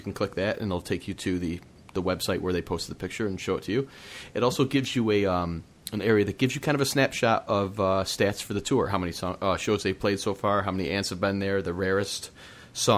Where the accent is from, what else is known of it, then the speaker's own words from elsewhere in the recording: Upstate New York, United States; Upstate New York, my hometown, you know, in that area